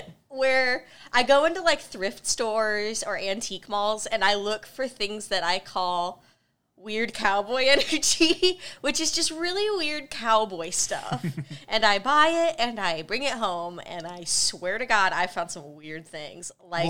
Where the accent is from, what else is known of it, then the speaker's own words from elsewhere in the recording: Midwest, United States; I'm from the Midwest. There's no reason for this. I ain't Southern.